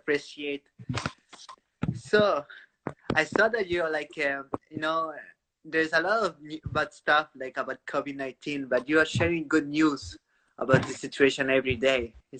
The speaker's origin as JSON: {"language": "English", "country": "Peru", "said": "I'm from Peru"}